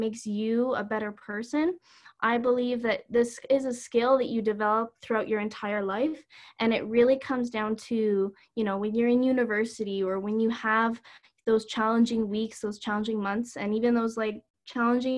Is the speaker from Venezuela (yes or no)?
no; Calgary, Alberta, Canada; I'm from Calgary.